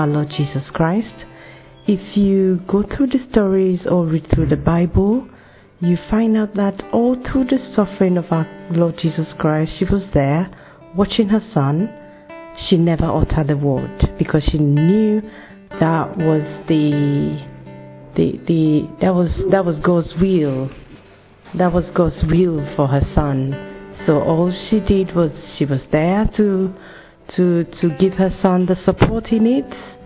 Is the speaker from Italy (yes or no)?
no; Nigeria; now in United Kingdom; I'm a Nigerian and I'm currently living in the UK